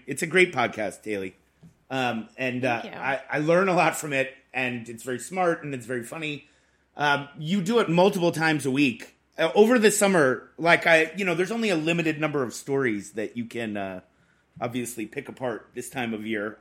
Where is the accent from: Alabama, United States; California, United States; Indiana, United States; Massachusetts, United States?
Massachusetts, United States; Boston; I'm from Boston